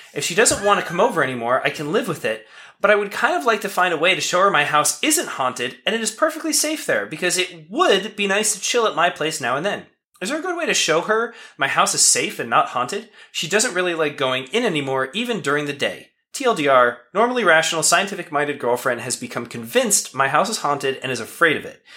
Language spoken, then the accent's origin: English; West Pittston, Pennsylvania, United States; born or raised there